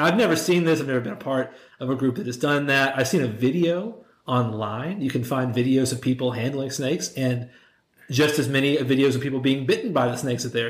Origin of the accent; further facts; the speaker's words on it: Shreveport, Louisiana, United States; So I was raised in the Assemblies of God denomination. Here in Shreveport, my family is from here, and raised there from like my parents.